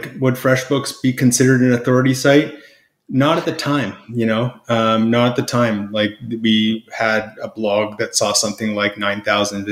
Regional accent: Canada; I'm Canadian, so that's what we say up here

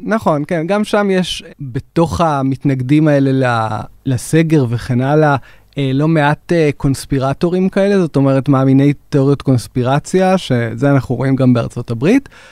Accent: Israel; אצלנו בישראל

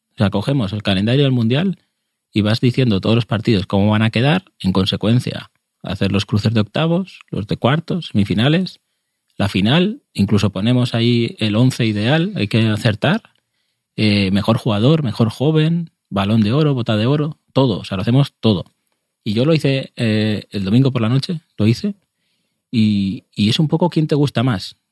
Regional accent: Spain; soy español, lo siento, soy español

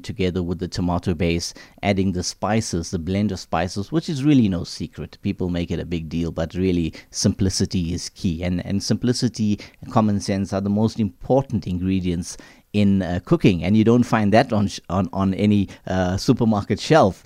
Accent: Durban, KwaZulu-Natal, South Africa; being of Indian origin, living in, uh, Durban

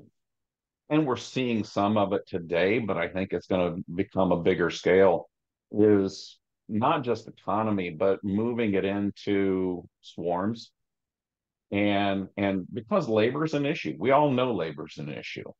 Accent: Southeast Indiana, United States; also born or lived in Ohio / Southwest Michigan / Richmond, Virginia; Farm I grew up on in Southeast Indiana

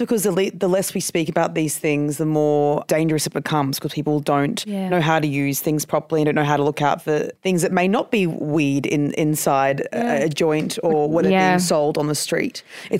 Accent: Queensland, Australia; I grew up in I'm from Queensland.

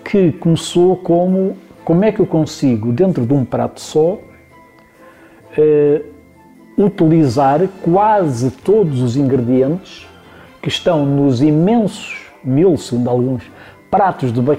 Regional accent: Lisbon, Portugal; Nós, eh, citadinos, eu sou lisboeta, como sabem, nós citadinos temos muita imagem de que as coisas aparecem.

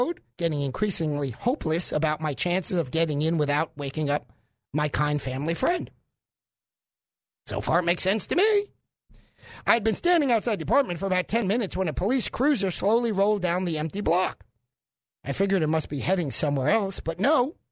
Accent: New York City, New York, United States; now in Little Rock, United States; I'm from Brooklyn

